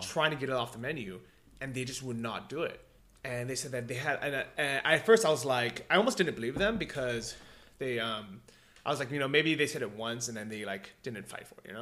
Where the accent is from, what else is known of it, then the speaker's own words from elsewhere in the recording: United States; moved away; I come from America